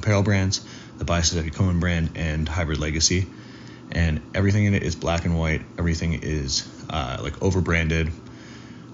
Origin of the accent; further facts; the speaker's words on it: Toronto, Ontario, Canada; moved away as an adult; also born or lived in Miami; I recently got a condo in Toronto, which is my hometown where I grew up